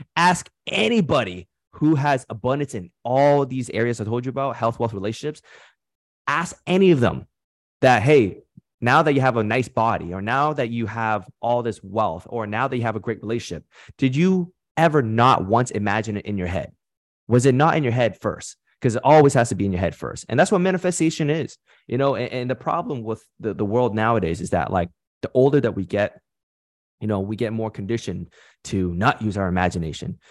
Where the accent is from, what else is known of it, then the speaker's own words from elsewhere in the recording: Canada; nationality, I'm from Canada, but my background is Vietnamese.